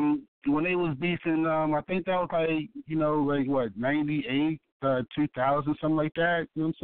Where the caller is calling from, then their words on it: Baltimore, Maryland, United States; I'm calling from Baltimore, Maryland, Eastside Zone 18.